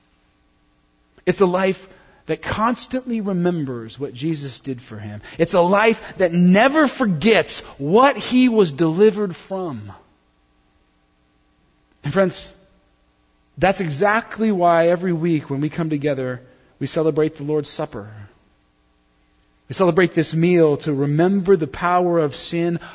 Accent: United States; I'm not from a foreign country. I'm just like a white guy from the good old U.S. of A.

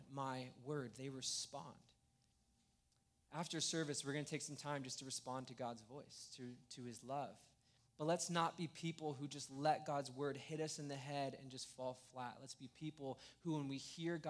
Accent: Escondido, California, United States; I grew up in Escondido

